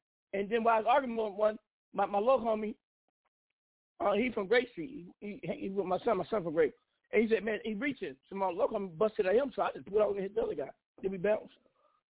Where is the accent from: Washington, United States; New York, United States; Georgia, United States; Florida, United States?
Washington, United States; Seattle; now in Arizona, United States; I'm from Seattle.